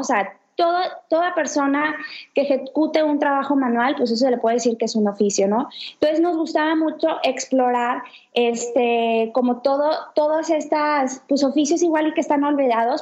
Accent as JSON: {"language": "Spanish", "town": "Ciudad Victoria", "region": "Tamaulipas", "country": "Mexico", "also_born_or_lived": "Barcelona", "moved": "yes", "lives_now": "Monterrey, Mexico", "said": "tengo 31 años y soy de Victoria, Tamaulipas."}